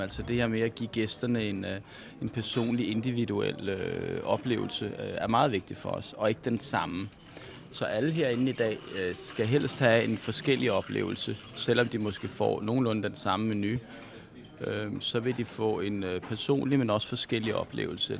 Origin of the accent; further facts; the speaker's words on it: Bornholm, Capital Region of Denmark, Denmark; jeg kommer fra Danmark eller jeg kan sige, at jeg kommer fra Bornholm